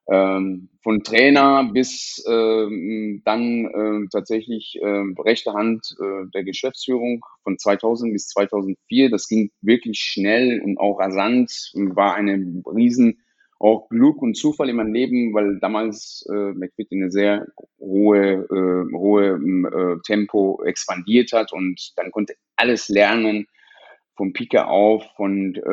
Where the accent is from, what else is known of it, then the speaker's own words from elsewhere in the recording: Iran; now in Essen, Germany; bin aus dem Iran äh, geflohen äh, nach der Nebelaktion und äh, bin tatsächlich nach Essen äh, direkt gekommen, weil mein Bruder äh, vorher hier in Essen gelebt hat